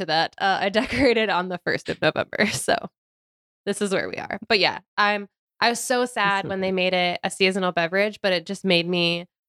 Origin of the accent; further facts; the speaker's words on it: Ohio, United States; I'm from Ohio.